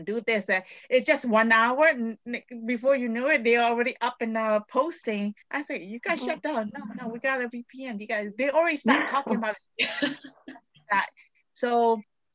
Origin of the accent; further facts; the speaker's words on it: Mandalay, Mandalay Region, Myanmar; I'm from Mandalay